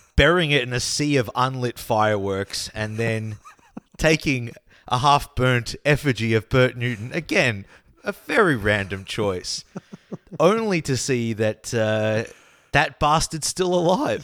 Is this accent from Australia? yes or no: yes; Australia; accent: Australian; now in Copenhagen, Denmark; my Australian accent